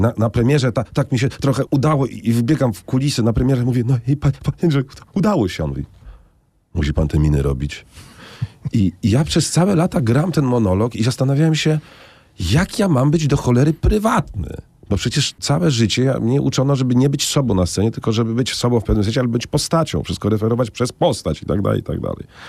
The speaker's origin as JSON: {"language": "Polish", "town": "Warsaw", "region": "Masovian Voivodeship", "country": "Poland", "tie": "born or raised there", "said": "skoro się wychowałem, jestem warszawianinem, wychowałem się na teatrze literackim"}